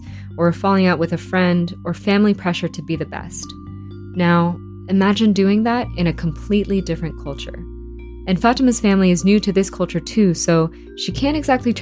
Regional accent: Harrisonburg, Virginia, United States; also born or lived in Canada / Philippines; I was born in Canada and then grew up in the Philippines with my grandparents and aunt, and then came to Virginia for most of my childhood and schooling

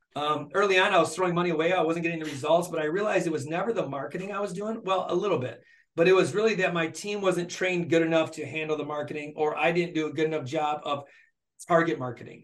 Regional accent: Flint, Michigan, United States; born and raised in Flint, Michigan by a single mom

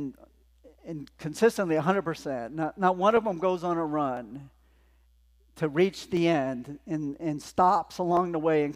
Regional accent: Los Angeles, California, United States; I grew up in Los Angeles outside

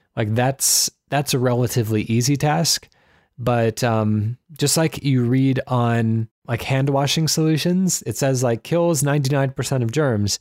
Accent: United States; I'm an American.

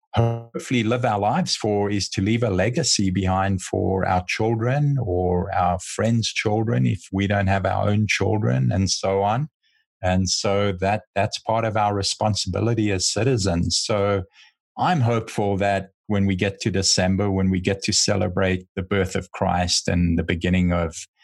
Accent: United States; as an American

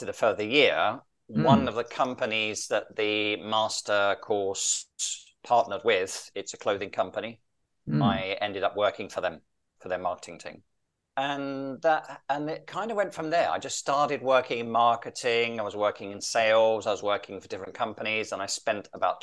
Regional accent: London, United Kingdom; moved away as an adult; now in Rome, Italy; I am from London in the UK. I have been living in Italy now since 1992

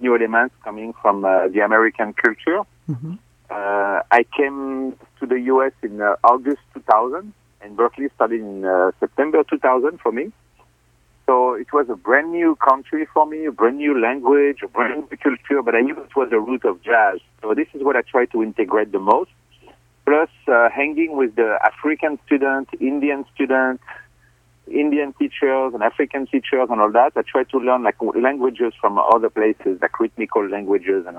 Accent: Fontainebleau, Île-de-France, France; English is a second language; moved away as an adult; also born or lived in Paris; I'm from Fontainebleau

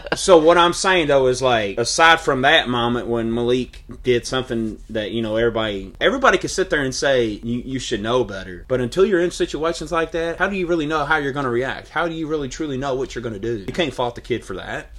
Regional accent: the South, United States; because I'm from the South End?

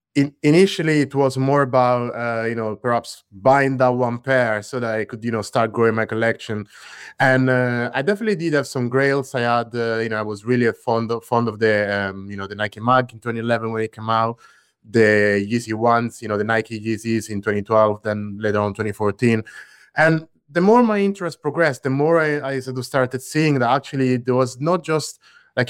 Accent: Latina, Lazio, Italy; I grew up in Latina, which is a small city near Rome in central Italy.

